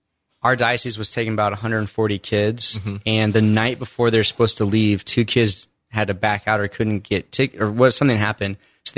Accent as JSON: {"language": "English", "region": "Indiana", "country": "United States", "tie": "born or raised there", "said": "So I grew up in Indiana, only child, mom and dad, not really faith-filled, not baptized as a kid."}